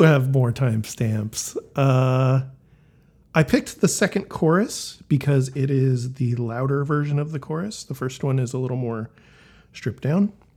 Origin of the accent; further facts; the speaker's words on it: Elk Grove, California, United States; growing up in Elk Grove, California